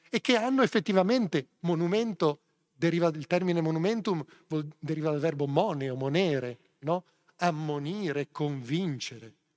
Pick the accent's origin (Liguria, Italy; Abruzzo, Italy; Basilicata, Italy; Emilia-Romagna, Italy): Liguria, Italy; Genoa; Sono genovese.